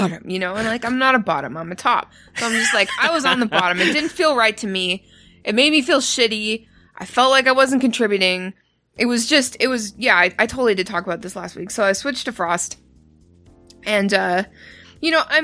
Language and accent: English; Canada; I'm Canadian